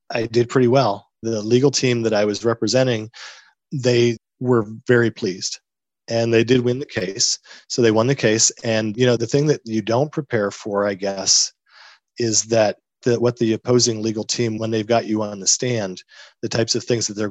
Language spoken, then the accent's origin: English; Northeast, United States; moved away; originally I'm from the Northeast